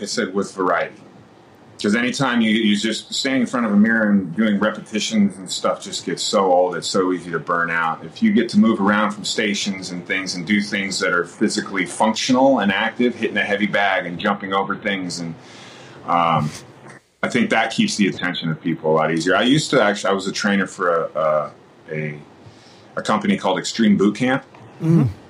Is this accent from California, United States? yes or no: yes; Mammoth Lakes, California, United States; moved away as an adult; also born or lived in Santa Barbara / San Diego / Los Angeles; growing up in Mammoth, I'm very, very close to Yosemite National Park.